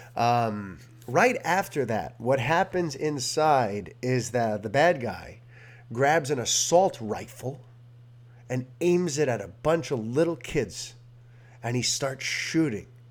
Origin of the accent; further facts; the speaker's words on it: New York City, New York, United States; I'm a Hispanic born and raised in New York City